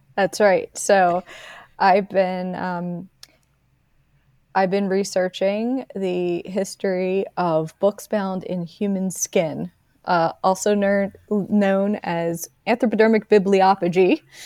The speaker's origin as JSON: {"language": "English", "area": "Delaware County", "region": "Pennsylvania", "country": "United States", "tie": "born or raised there", "also_born_or_lived": "Philadelphia", "accent": "Philadelphia", "moved": "as an adult", "lives_now": "Los Angeles, United States", "said": "I grew up in Delaware County and went, moved to Philadelphia fifteen minutes away for, for undergrad, for school, and I lived there until two thousand nine when I moved to Los Angeles"}